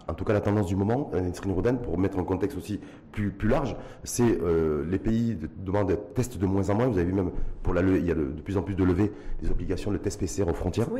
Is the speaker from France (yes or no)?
no; Morocco; chez nous, au Maroc